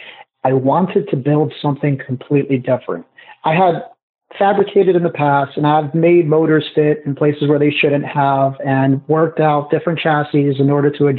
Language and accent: English; Newark, New Jersey, United States; I was raised in Newark, and we didn't have a lot of money